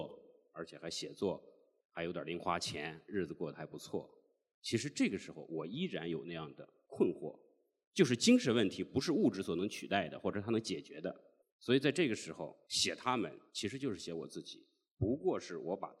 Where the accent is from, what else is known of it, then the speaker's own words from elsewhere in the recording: Jiangsu, China; now in Beijing, China; 我可能有北京户口了，我也有了编制了，但是人家问你哪个人，我从来都说我是江苏人，我从来不会说我是北京人。